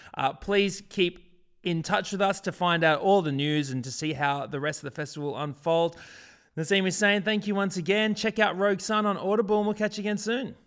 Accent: Brisbane, Queensland, Australia; when I was growing up in Brisbane, man, there were barely any African people

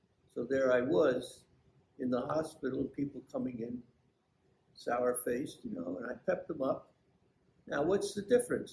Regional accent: Belleville, New Jersey, United States; also born or lived in Newark, New Jersey; now in Nutley, United States; I was born in Newark and I lived there until I was not quite seven. I moved into Belleville at that point and got skipped from the second half of first grade into second grade. And continued all through school in Belleville

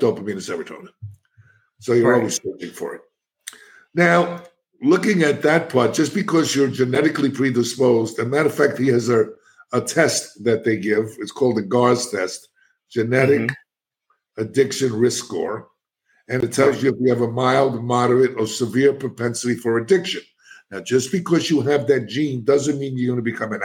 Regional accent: New York City, New York, United States; moved away as an adult; now in Florida, United States; And I'm a kid from the South Bronx. I'm an inner city kid.

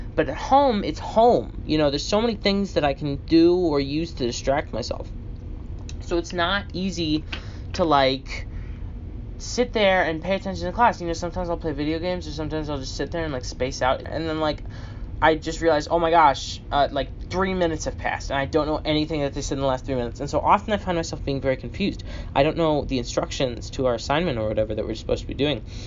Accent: United States; I'm the American who's gone to school here for nine years

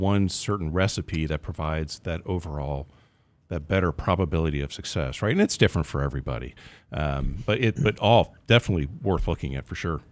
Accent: Pennsylvania, United States; now in Texas, United States; I'm from Pennsylvania originally

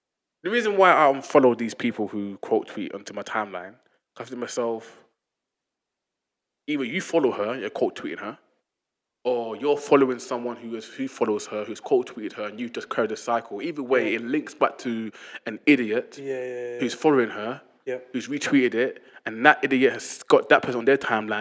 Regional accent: London, United Kingdom; we grew up in London, very multicultural.

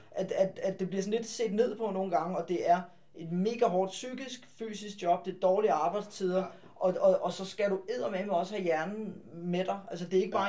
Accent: Farum, Capital Region of Denmark, Denmark; som ligger i Farum, som er min hjemby.

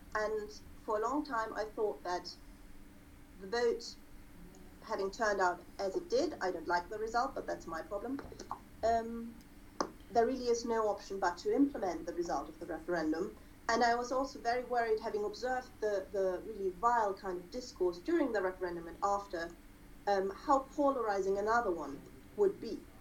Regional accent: Germany; me being German and having a let's say conspicuously German last name

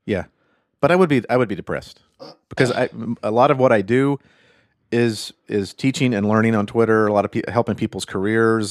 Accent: United States; I'm American

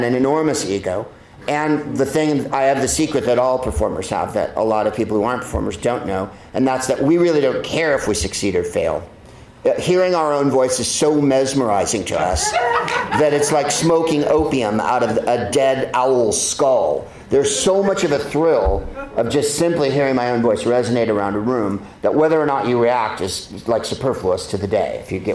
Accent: San Carlos, California, United States; moved away; I grew up in San Carlos, California, which is a small white principality

